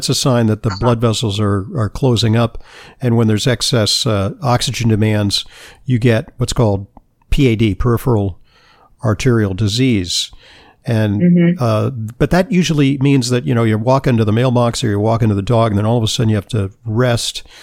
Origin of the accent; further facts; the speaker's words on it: Southern California, United States; I grew up in Southern California